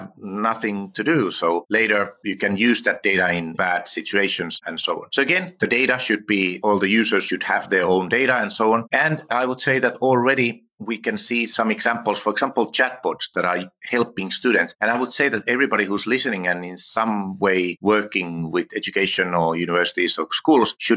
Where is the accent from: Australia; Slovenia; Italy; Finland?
Finland; first language Finnish; English is a second language; I'm from Finland